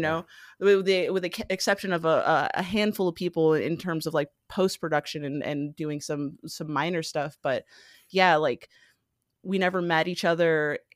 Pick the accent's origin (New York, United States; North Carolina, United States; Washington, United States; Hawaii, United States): Hawaii, United States; moved away as an adult; now in Los Angeles, United States; I was born and raised in, uh, Hawaii